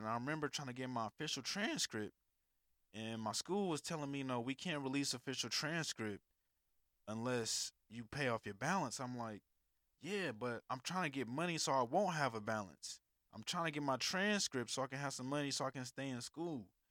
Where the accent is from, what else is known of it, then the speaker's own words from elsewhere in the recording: California, United States; moved away as an adult; also born or lived in Alabama; I was from California.